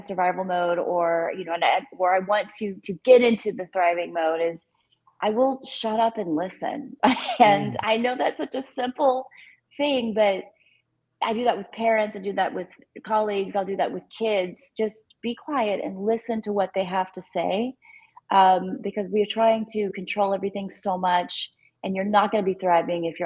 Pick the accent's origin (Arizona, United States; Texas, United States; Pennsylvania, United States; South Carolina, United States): Texas, United States; I'm a Texan